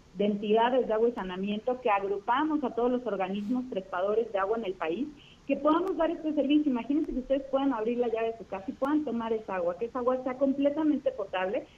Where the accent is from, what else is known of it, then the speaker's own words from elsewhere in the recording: Mexico; como ciudadanos, como mexicanos